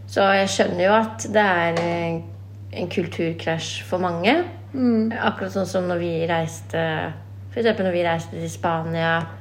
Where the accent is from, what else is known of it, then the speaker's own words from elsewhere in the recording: Oslo, Norway; jeg er eh, fra Stovner. Er oppvokst her på Stovner og bodd her da alle mine år